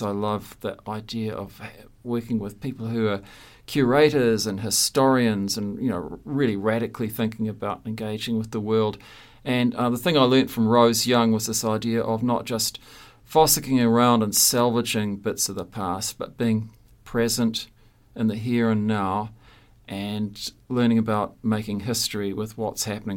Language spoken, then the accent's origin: English; Christchurch, Canterbury, New Zealand; moved away as an adult; also born or lived in Hamilton; left my hometown of Christchurch looking for a job after graduating from art school